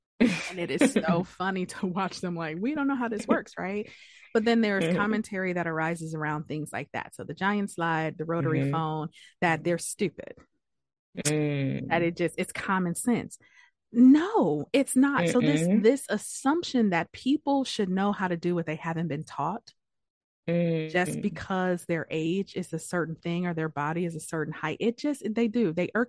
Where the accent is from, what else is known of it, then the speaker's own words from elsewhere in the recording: Detroit, Michigan, United States; And I'm from Detroit, and apparently this past weekend, there's a section of downtown Detroit.